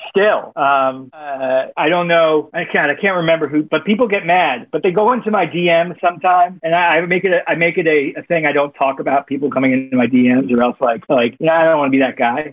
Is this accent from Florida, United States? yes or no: yes; Miami, Florida, United States; Born and raised in Miami